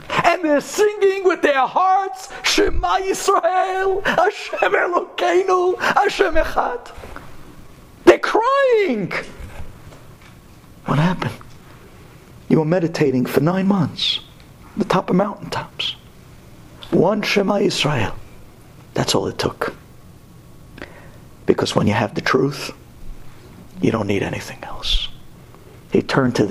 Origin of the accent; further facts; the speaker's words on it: New York City, New York, United States; We're from Brooklyn